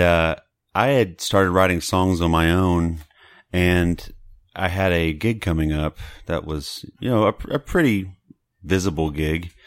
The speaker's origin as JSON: {"language": "English", "town": "Beaumont", "region": "Texas", "country": "United States", "tie": "born or raised there", "moved": "yes", "lives_now": "Dallas, United States", "said": "I'm from Southeast Texas mm-hmm. and Beaumont"}